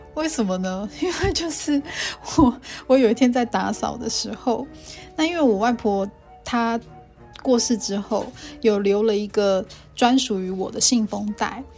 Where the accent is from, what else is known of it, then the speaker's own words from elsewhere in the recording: Banqiao, New Taipei, Taiwan; 我是在板桥的协和医院出生的